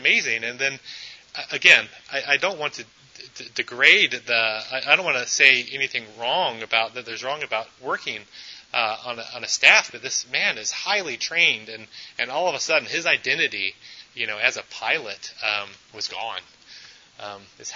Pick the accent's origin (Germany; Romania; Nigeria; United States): United States; also born or lived in Memphis, Tennessee; now in Clarkston, United States; many of us are probably citizens of the U.S. We were born here